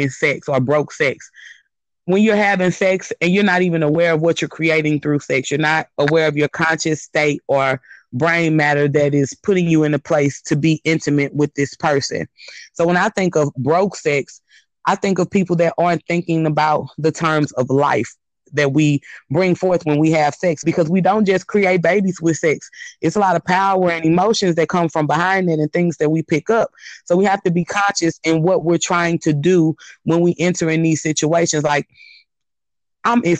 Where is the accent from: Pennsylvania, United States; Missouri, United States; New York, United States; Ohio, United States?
Missouri, United States; St. Louis; I am from St. Louis, Missouri, and just to give you a little bit of background about myself, living in Missouri most of my life